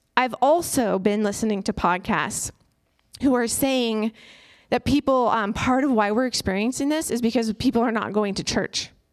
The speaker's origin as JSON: {"language": "English", "country": "United States", "said": "as an American and as an introvert"}